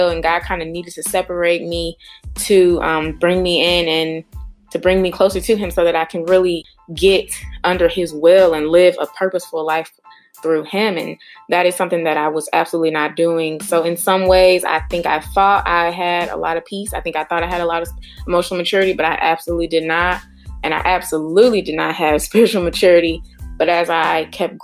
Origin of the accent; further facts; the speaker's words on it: St. Louis, Missouri, United States; now in Cleveland, United States; born and raised in St. Louis